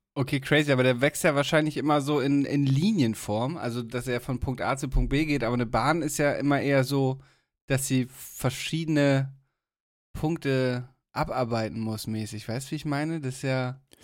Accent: Germany; bei uns in Deutschland

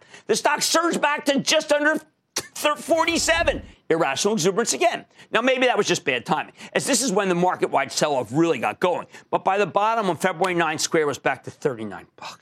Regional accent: New Jersey, United States; my home state, New Jersey

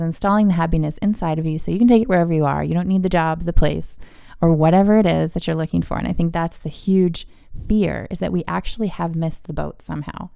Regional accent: East Coast, United States; I grew up on the East Coast

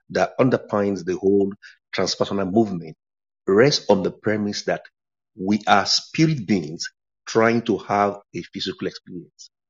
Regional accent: England, United Kingdom; by virtue of nationality, nationality, I'm I'm British, but I'm also English.

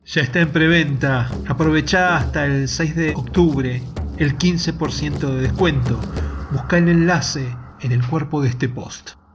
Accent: Argentina; como somos los argentinos

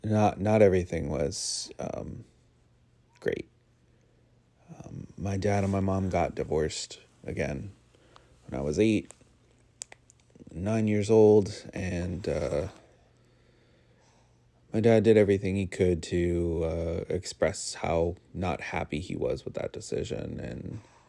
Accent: Connecticut, United States; every house in Connecticut where we grew up in Southern Connecticut, every home that you drive past is a multi-family house.

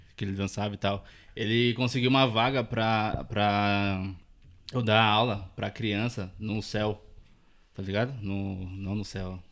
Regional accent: Taboão da Serra, São Paulo, Brazil; Eu sou tabuanense desde quando nasci

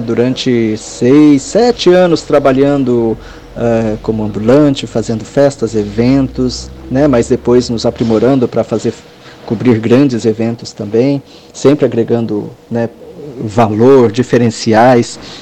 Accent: Brazil; moved away as an adult; also born or lived in Japan; eu, sendo brasileiro no Japão

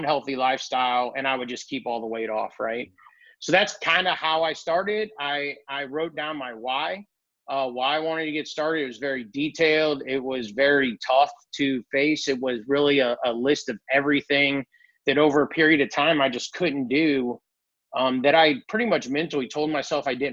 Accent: Columbia, Illinois, United States; I'm from St. Louis area in Columbia, Illinois

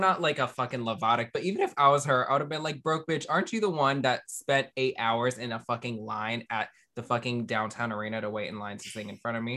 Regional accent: Maryland, United States; I grew up in Maryland.

